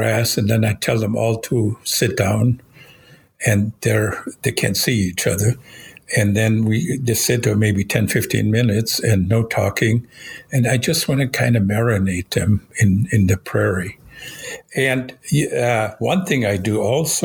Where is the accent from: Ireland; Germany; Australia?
Germany; now in United States; You might notice I have an accent. I was born in Europe. I used to be a German citizen.